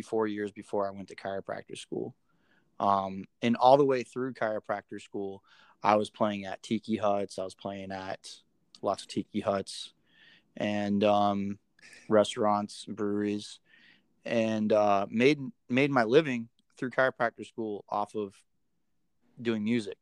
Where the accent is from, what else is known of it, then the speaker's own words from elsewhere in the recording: Florida, United States; moved away; I'm from Florida, right? So I don't really see snow